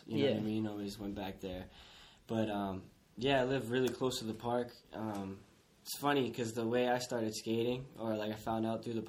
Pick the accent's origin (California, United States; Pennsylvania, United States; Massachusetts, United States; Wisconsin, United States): Massachusetts, United States; Taunton; also born or lived in Providence, Rhode Island; I was born in Providence, but I've been in Taunton my whole life.